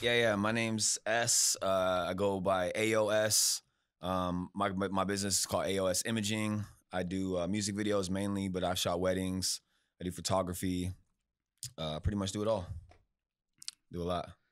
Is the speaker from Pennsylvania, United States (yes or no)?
no; Bakersfield, California, United States; moved away as an adult; now in Texas, United States; I'm from Bakersfield